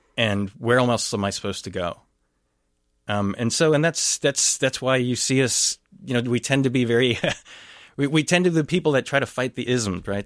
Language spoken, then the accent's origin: English; Texas, United States; first language English; moved away as an adult; also born or lived in Dallas, Texas; now in Saint Paul, United States; I grew up in Texas